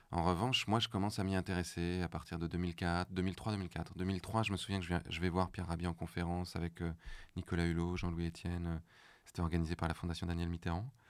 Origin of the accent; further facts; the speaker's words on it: Morocco; j'ai grandi au Maroc.